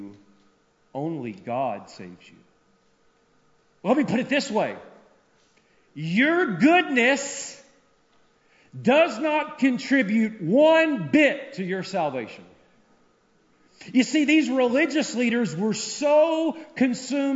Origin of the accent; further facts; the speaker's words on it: Tennessee, United States; now in Minnesota, United States; I grew up in Tennessee